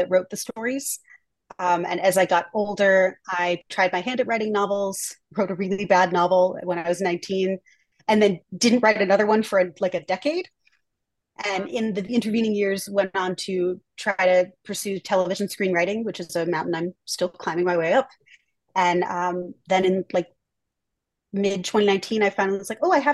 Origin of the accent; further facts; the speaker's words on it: Rhinebeck, New York, United States; moved away; I grew up in Rhinebeck, New York, which is like a small town north of Manhattan on the Hudson River